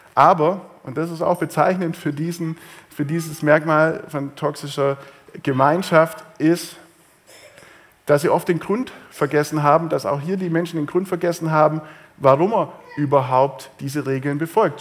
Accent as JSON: {"language": "German", "region": "Swabia", "country": "Germany", "said": "bei uns im Schwabenland"}